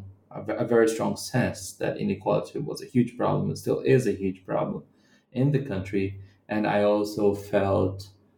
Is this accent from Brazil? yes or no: yes; Central-West, Brazil; And I'm not from the city of Rio, and I'm from the Brazilian Midwest.